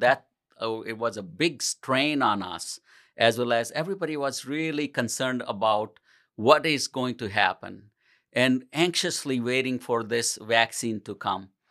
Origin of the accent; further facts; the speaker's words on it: India; moved away as an adult; also born or lived in New Delhi, India; now in Portage, United States; I grew up in India, and, uh, I used to live with my grandmother when I was going to pharmacy school